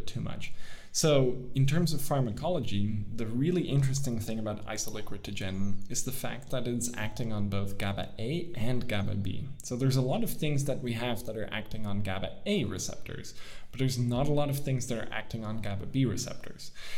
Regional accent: Netherlands; moved away as an adult; also born or lived in United States; I'm from the Netherlands now

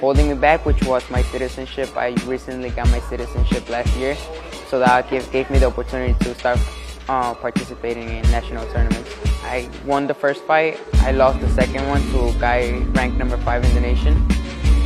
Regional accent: Chicago, Illinois, United States; English is a second language; also born or lived in Mexico; I'm from Chicago, Illinois. I started boxing when I was 9 years old because I got here to the United States from Mexico when I was 9, and I didn't really speak the language properly

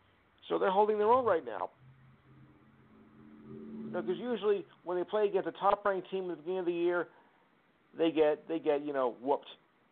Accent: New Jersey, United States; I am from Jersey

